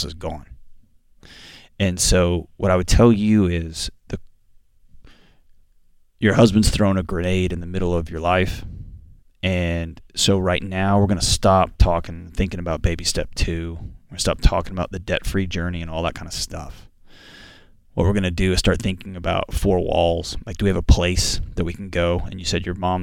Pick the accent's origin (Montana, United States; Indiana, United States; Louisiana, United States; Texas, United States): Texas, United States; Houston; I grew up in Houston and Houston, Texas, and hurricanes